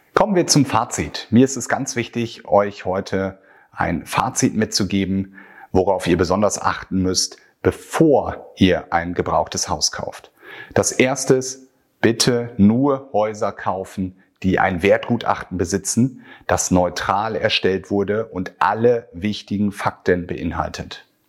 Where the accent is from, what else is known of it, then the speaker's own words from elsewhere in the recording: Northern Germany, Germany; bei uns in Norddeutschland